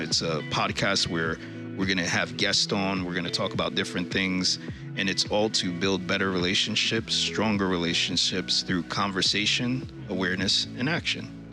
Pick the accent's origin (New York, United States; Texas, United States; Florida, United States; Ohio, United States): New York, United States; now in Vermont, United States; Originally, I was born and raised in New York